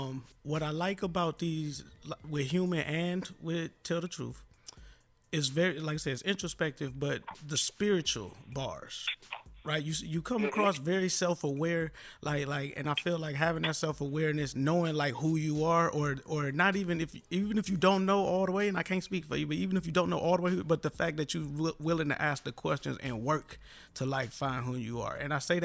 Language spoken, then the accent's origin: English; Detroit, Michigan, United States; also born or lived in Ohio; growing up in Detroit